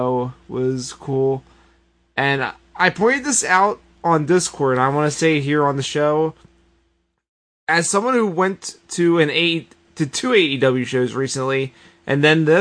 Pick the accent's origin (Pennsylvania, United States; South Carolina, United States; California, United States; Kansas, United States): Pennsylvania, United States; Philadelphia; As a Philadelphian